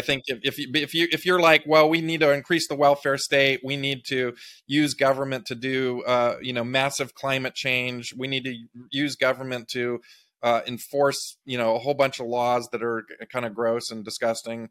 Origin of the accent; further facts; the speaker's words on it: Big Sur, California, United States; I grew up in Big Sur, California, uh, on the coast